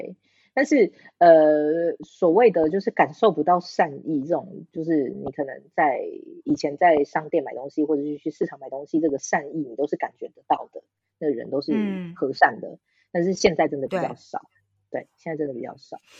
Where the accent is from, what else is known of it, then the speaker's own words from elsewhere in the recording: Taiwan; now in France; 我不是中国人，我是台湾人。